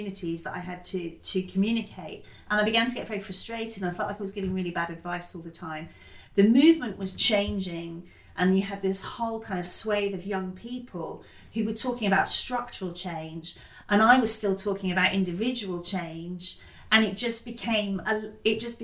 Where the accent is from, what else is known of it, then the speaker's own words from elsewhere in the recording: Totnes, South West England, United Kingdom; I grew up partly in Totnes in Devon, which is like deeply ecological